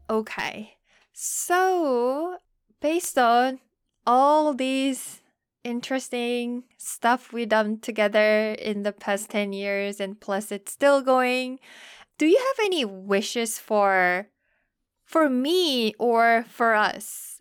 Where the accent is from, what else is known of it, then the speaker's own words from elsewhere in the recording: South Korea; moved away as an adult; now in United States; I'm from Korea